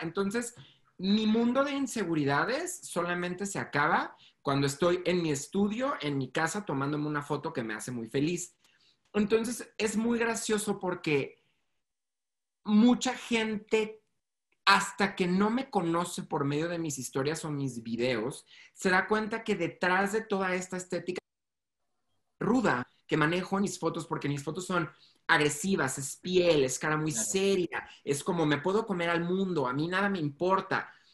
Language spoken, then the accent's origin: Spanish; Mexico; soy mexicano